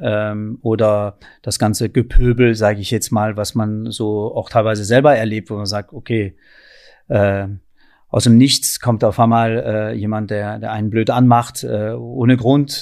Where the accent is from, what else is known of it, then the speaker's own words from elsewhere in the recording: France; also born or lived in countryside (unspecified); now in Berlin, Germany; da bin ich wirklich der typische Franzose